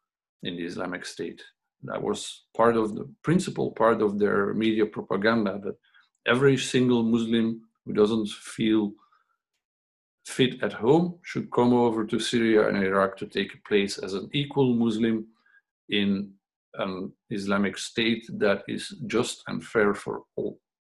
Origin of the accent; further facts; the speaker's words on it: Belgium; But then if we go to Morocco, they see us as Belgians, where we also don't fit in because we grew up in Belgium.